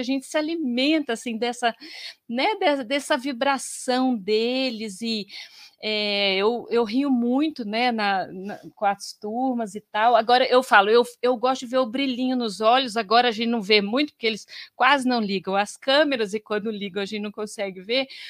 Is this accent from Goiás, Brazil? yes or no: yes; Goiás, Brazil; moved away as an adult; also born or lived in Campinas; lá em Goiás, né, porque eu sou de Goiás